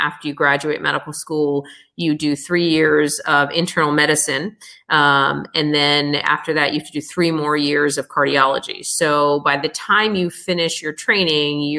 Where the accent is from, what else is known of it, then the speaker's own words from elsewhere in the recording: United States; naturally being American born